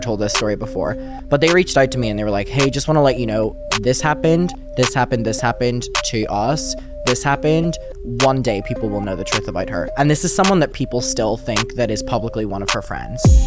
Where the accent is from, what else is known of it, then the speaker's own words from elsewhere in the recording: Derry, Northern Ireland, United Kingdom; moved away; I grew up in Derry, which is like the smallest city ever and it's like really up north